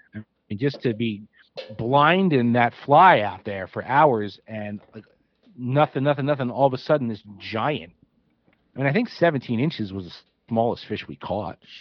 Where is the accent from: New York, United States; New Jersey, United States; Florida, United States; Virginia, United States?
New Jersey, United States; outside of Trenton; moved away as an adult; now in Pennsylvania, United States; I grew up outside of Trenton, New Jersey, and geographically that's right across the river from PA.